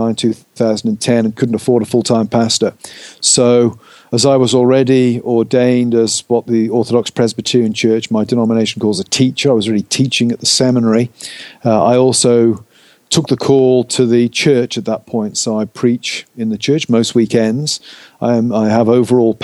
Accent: Gloucestershire, West Country, South West England, United Kingdom; I'm from the United Kingdom, born and brought up in England. Brought up over in the West, what we call the West Country, over in Gloucestershire

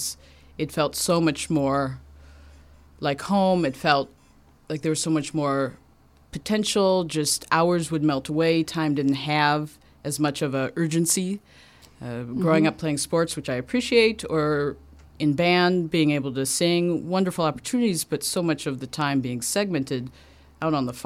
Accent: Oak Park, Illinois, United States; growing up in Oak Park

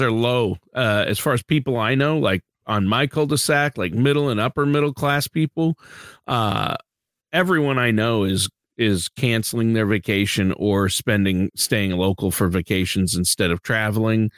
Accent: Minnesota, United States; I'm from Minnesota

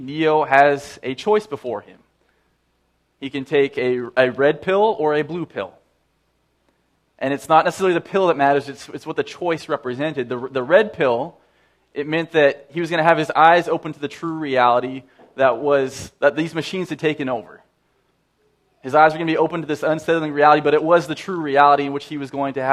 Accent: Saskatoon, Saskatchewan, Canada; moved away; I grew up in Saskatoon

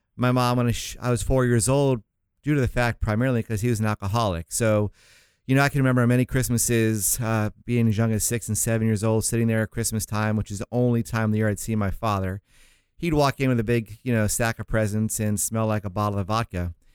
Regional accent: St. Augustine, Florida, United States; moved away; I was raised in Saint Augustine, Florida is the city out there near, uh, Jacksonville, small

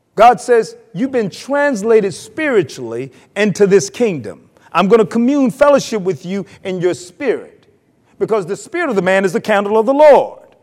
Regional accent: North Carolina, United States; moved away; I'm from North Carolina

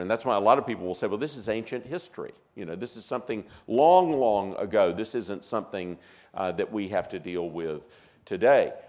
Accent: American South, United States; growing up in the American South

